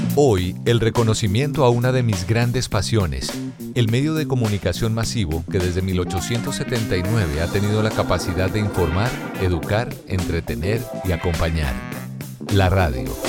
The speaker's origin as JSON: {"language": "Spanish", "country": "Colombia", "also_born_or_lived": "Dominican Republic / Miami, United States", "moved": "yes", "said": "en mi Colombia querida"}